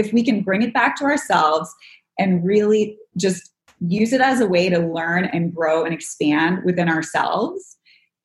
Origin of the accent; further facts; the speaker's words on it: outside of Toronto, Ontario, Canada; now in Los Angeles, United States; I grew up in Canada, so I need nature